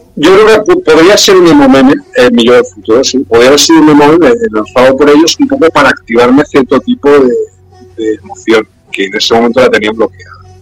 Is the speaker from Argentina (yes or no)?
no; Spain; aquí en mi país, en España